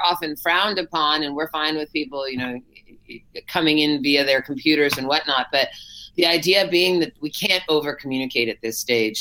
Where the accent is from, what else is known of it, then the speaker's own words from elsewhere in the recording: Berkeley, California, United States; I grew up in Berkeley, so just across the bay